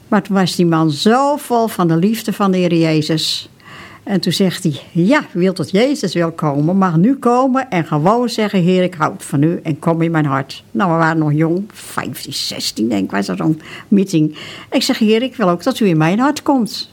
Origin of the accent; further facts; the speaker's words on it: Broek op Langedijk, North Holland, Netherlands; in Broek op Lange waar ik geboren ben